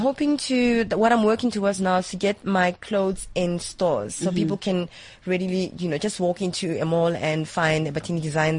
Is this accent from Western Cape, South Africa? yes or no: no; Mamelodi, Gauteng, South Africa; I'm originally from Mamelodi